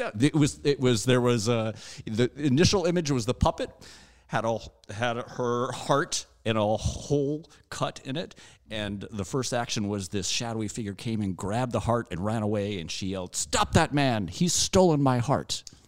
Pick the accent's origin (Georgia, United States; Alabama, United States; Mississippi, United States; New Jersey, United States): Alabama, United States; now in Chicago, United States; I grew up in Alabama in a very small town that didn't have a movie theater